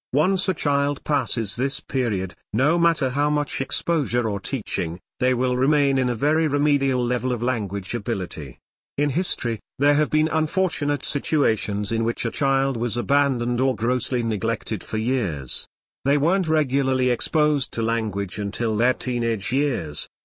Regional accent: United States; we were from America

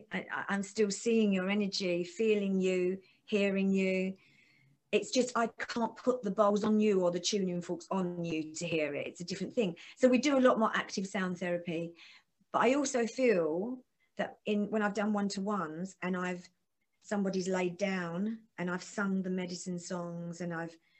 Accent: Essex, East of England, United Kingdom; I'm from Essex, I have to make sure I open my mouth because a lot of us just talk through our teeth really, really quick like

